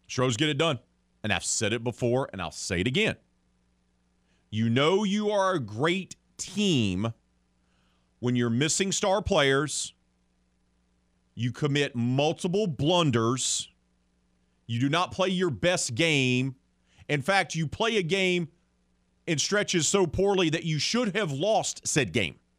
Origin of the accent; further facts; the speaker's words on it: the South, United States; I say that as a Southerner